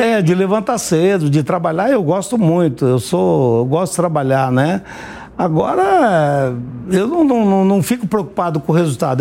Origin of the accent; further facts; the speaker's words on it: Paraná, Brazil; also born or lived in Nova Olímpia, Paraná; Eu nasci na beira do Rio Ivaí, eh, do Rio Ivaí, no estado do Paraná